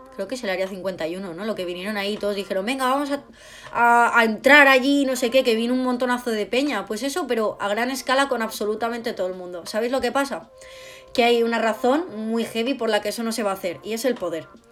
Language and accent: Spanish; Spain; yo no soy de otro país, yo soy española, yo hablo de España.